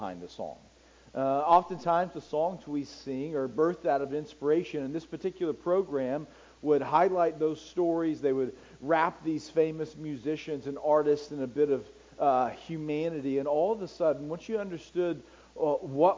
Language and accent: English; United States; I'm an American